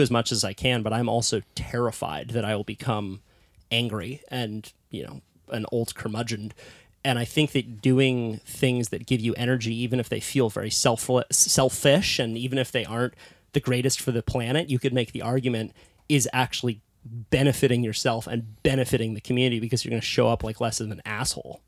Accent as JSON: {"language": "English", "town": "Santa Cruz", "region": "California", "country": "United States", "tie": "born or raised there", "said": "I was also born into a hippie little surf town called Santa Cruz"}